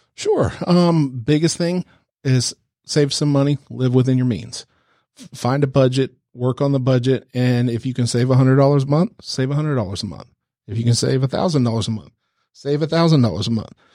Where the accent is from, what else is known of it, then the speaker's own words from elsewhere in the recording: the South, United States; accent: southern, without a huge twang; I'm from the South. I don't have that, you know, huge twang